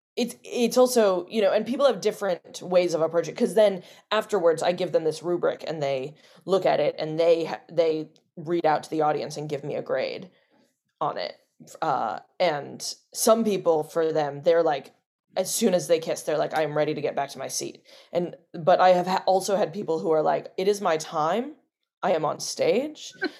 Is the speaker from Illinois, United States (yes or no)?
no; New Orleans, Louisiana, United States; So I grew up in New Orleans, started doing Shakespeare at the New Orleans Shakespeare Festival there